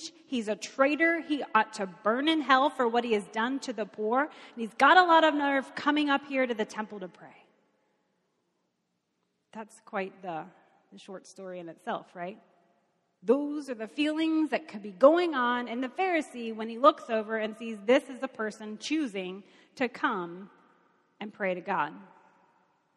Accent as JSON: {"language": "English", "region": "Kentucky", "country": "United States", "said": "I'm from Kentucky."}